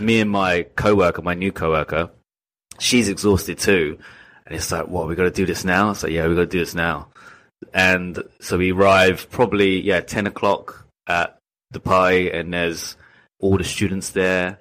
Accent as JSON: {"language": "English", "region": "England", "country": "United Kingdom", "moved": "as an adult", "lives_now": "Japan", "said": "I'm from England"}